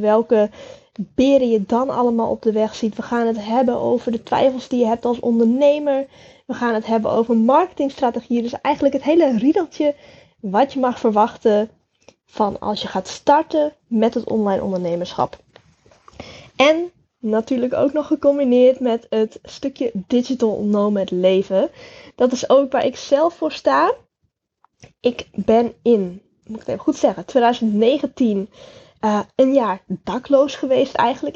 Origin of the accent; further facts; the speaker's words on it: Friesland, Netherlands; Ik ben opgegroeid in Friesland in een heel klein dorpje genaamd Jester Littens